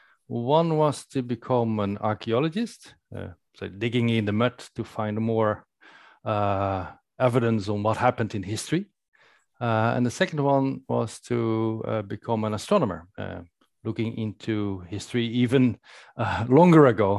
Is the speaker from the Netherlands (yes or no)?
yes; Netherlands; In the Netherlands, I spent my youth